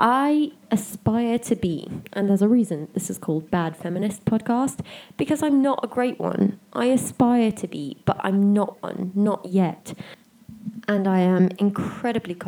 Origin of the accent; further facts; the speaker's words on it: South Africa; also born or lived in United Kingdom; I am a South African citizen. I was born here, I grew up here